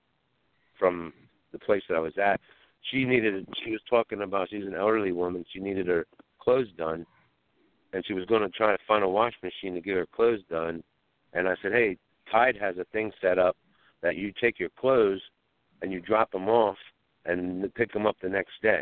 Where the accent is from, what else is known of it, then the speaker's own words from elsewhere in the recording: Pennsylvania, United States; I'm from Pennsylvania. I'm in West Virginia.